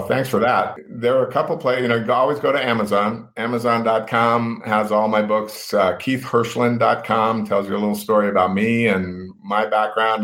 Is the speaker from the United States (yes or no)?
yes; Reno, Nevada, United States; growing up in Reno, we, you know, it was kind of the family thing